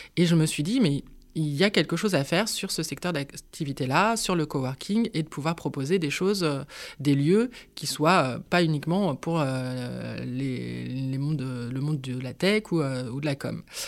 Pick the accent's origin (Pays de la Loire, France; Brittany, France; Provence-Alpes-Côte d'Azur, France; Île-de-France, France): Pays de la Loire, France; Nantes; je suis nantaise hein, d'origine, même si j'ai eu l'occasion de vadrouiller à droite et à gauche en France.